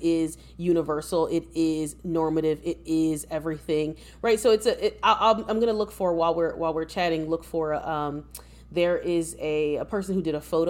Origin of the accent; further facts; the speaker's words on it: United States; an American-born descendant of enslaved Africans